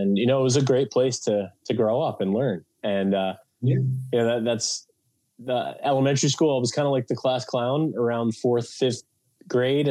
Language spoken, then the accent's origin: English; Long Island, New York, United States; Originally, I grew up in Long Island